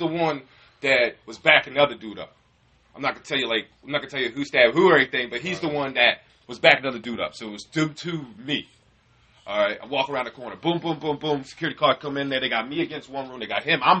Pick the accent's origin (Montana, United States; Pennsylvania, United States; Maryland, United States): Maryland, United States; Easton; born or raised there; also born or lived in Virginia / Salisbury, Maryland / Hurlock, Maryland / New York